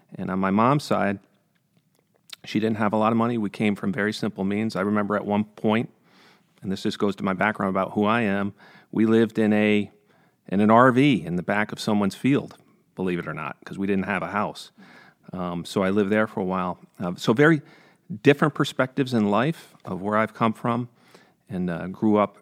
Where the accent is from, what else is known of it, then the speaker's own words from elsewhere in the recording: Freehold, New York, United States; also born or lived in Hudson, Columbia County, New York; I grew up in Greene County